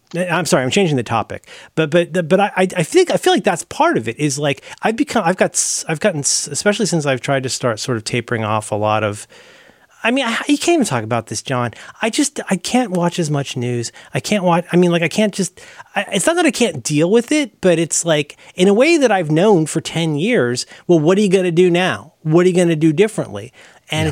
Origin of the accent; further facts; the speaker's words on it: Ohio, United States; growing up in Ohio